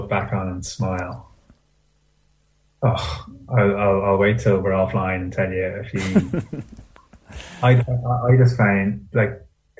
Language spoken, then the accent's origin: English; Dublin, Leinster, Ireland; In places like where I grew up in Clontarf, where traditionally you would have had rugby, you know, sailing, cricket, all these would have been bigger than Gaelic football.